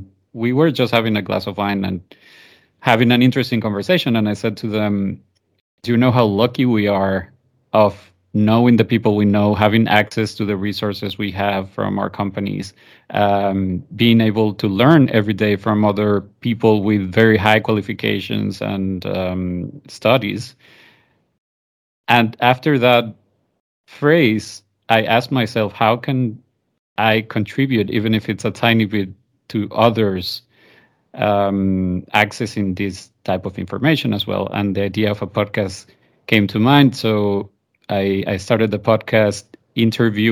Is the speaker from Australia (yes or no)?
no; Venezuela; moved away as an adult; now in Spain; I'm originally from Venezuela, mixed parents. So my mom is Colombian, my dad is Italian